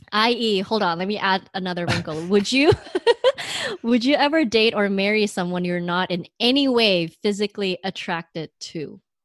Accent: Bay Area, California, United States; moved away as an adult; now in New York, United States; we are both from the Bay Area.

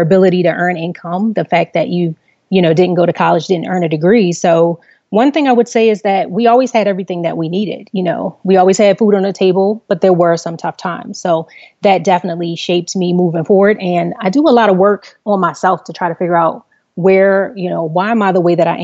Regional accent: Baltimore, Maryland, United States; I grew up in Baltimore City, on the northeast side of Baltimore City.

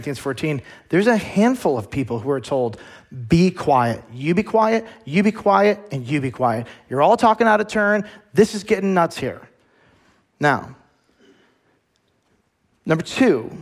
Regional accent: United States; as American Christians

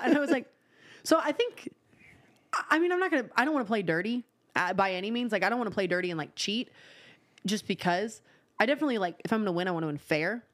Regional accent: Nashville, Tennessee, United States; I was born in Midtown.

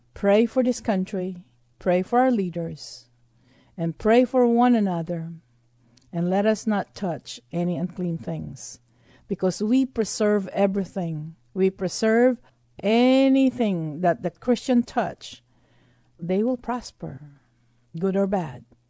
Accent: Texas, United States; being a Texan

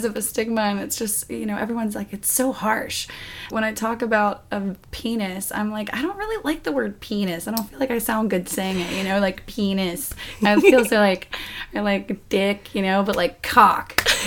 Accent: the South, United States; I grew up in the South, and even though my family wasn't super strict religious necessarily

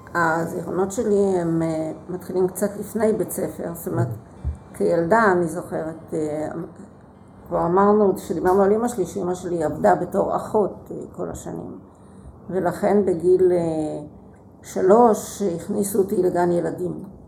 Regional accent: Haifa, Haifa District, Israel; now in Beersheba, Israel; הפעילות החברתית שבקריית חיים הייתה

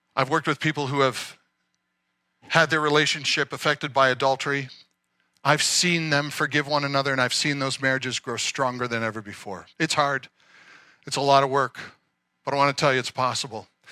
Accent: Nova Scotia, Canada; I grew up in Nova Scotia

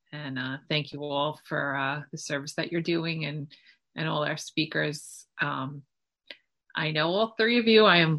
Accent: Long Island, New York, United States; I'm from Long Island, New York

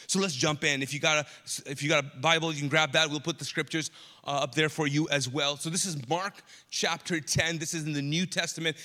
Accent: Kuwait; moved away as an adult; also born or lived in Pakistan; now in Charlotte, United States; I grew up in the Middle East, Kuwait, and I'm actually Pakistani

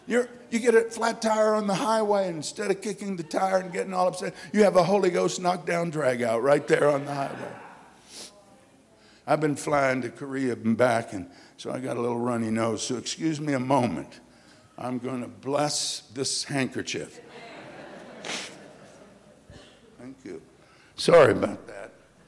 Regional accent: Kolkata, West Bengal, India; born there; I was born in Calcutta, India. My parents were missionaries there, started the great Calcutta Revival Center, started a Bengali work.

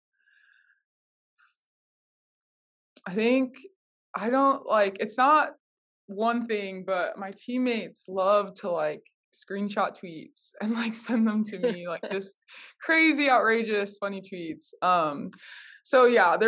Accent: Minnesota, United States; I grew up in Minnesota, with my mom, and then I have two brothers

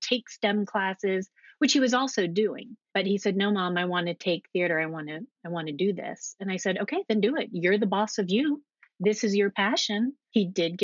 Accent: United States; also born or lived in Alexandria, Virginia; I grew up right outside of Washington, D.C., inside the Beltway.

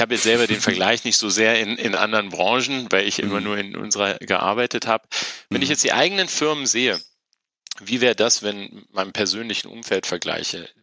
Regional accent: Wolfenbüttel, Lower Saxony, Germany; moved away as an adult; also born or lived in Tehran, Iran / Rhine-Main region; Bin dann in der in Norddeutschland aufgewachsen, in einer kleinen Stadt namens Wolfenbüttel

